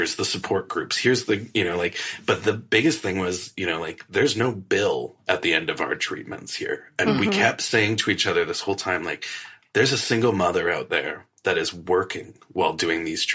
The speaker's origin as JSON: {"language": "English", "country": "Canada"}